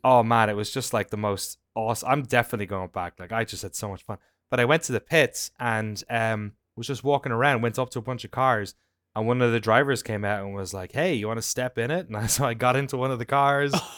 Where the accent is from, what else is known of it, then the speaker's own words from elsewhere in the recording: Ireland; moved away; where I grew up in Ireland.